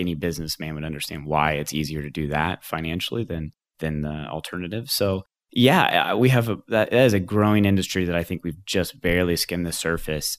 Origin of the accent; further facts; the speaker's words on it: the Ozarks, Missouri, United States; also born or lived in New York City; my background is I grew up here in the Ozarks. I, uh, little tiny town of nine hundred people just across the border in Missouri, actually, is where I grew up